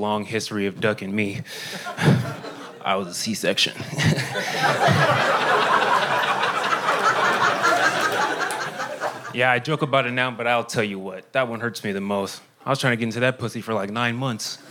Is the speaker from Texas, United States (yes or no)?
yes; Houston, Texas, United States; moved away as an adult; now in Austin, United States; I was born and raised in Houston, Texas